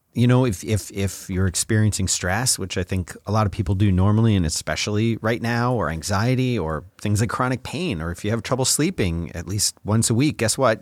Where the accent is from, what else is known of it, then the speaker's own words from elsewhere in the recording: Philadelphia, Pennsylvania, United States; when I was a boy growing up in Philly